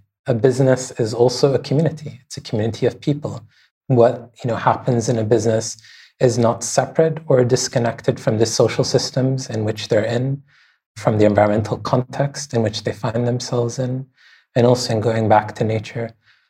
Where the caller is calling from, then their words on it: Bahrain; I'm calling in from Bahrain.